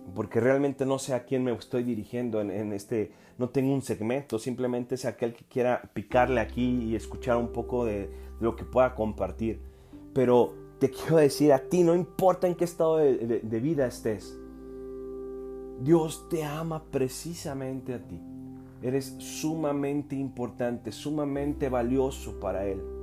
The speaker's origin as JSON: {"language": "Spanish", "country": "Mexico", "said": "yo soy mexicano"}